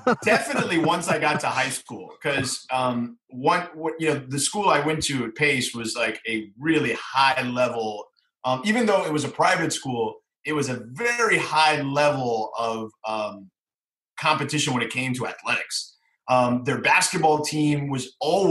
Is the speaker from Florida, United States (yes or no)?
yes; Miami, Florida, United States; moved away; I grew up in Miami. I lived there for 30 years.